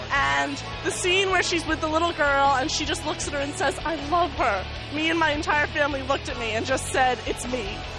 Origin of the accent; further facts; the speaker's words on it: New York, United States; I'm from New York State.